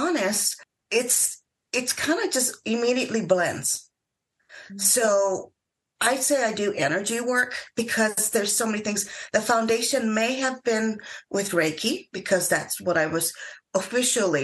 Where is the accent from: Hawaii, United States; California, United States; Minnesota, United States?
Hawaii, United States; I grew up in Hawaii